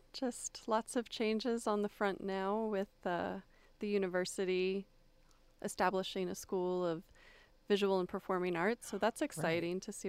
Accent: Florida, United States; also born or lived in Texas; And so I mainly say that I grew up in Florida. I didn't come from a military family, but I did move around a lot.

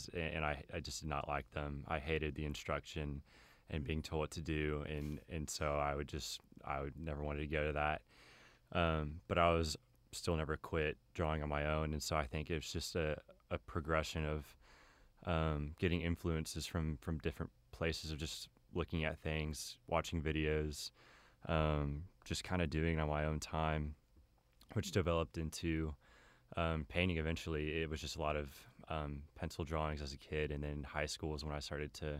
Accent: Keller, Texas, United States; I'm from Keller, which is near Fort Worth, and I grew up there pretty much my entire life

